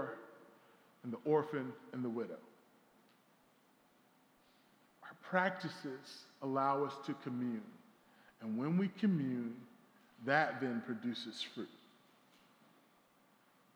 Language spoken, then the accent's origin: English; South Carolina, United States; now in New York City, United States; I'm from South Carolina